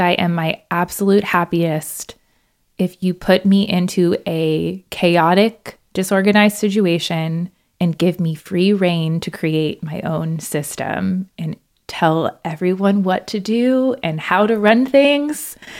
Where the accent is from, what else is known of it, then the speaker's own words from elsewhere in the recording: Central Florida, United States; moved away as an adult; also born or lived in Gainesville, Florida; now in Madison, United States; I am from Florida. I grew up in the Central Florida area